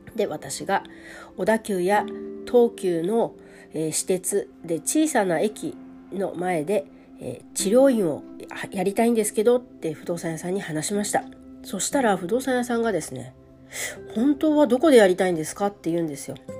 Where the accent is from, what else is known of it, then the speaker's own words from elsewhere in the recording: Hokkaido, Japan; moved away as an adult; now in Tokyo, Japan; 北海道から上京して